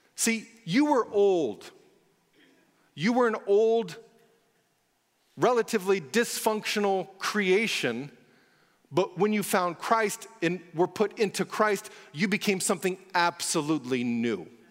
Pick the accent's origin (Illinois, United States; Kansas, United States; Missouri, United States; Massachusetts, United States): Kansas, United States; I grew up in Kansas